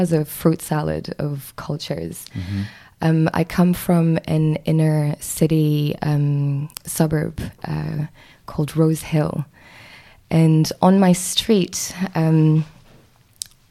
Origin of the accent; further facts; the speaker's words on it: Mauritius; moved away as an adult; now in New Zealand; I am from Mauritius, which is a small island in the Indian Ocean